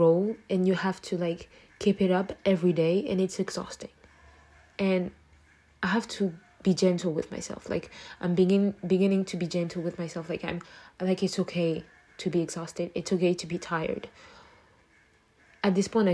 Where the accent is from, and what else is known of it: Abidjan, Côte d’Ivoire; first language French; English is a second language; moved away